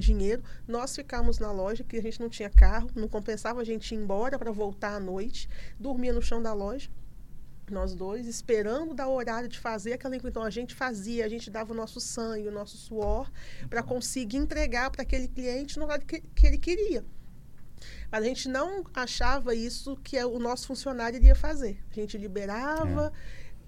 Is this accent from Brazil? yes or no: yes; Colatina, Espírito Santo, Brazil; moved away as an adult; now in Linhares, Brazil; moramos em Linhares atualmente, mas somos de Colatina